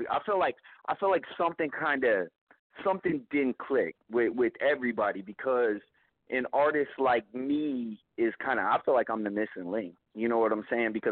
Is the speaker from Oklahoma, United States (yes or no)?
yes; Oklahoma, United States; born there; I was born in Oklahoma, and I dropped out of school in eighth grade.